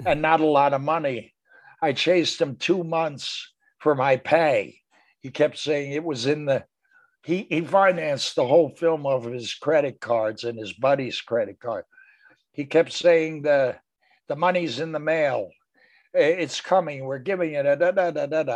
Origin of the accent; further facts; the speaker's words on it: Philadelphia, Pennsylvania, United States; moved away as an adult; also born or lived in New York; We both grew up in West Philly, very near each other.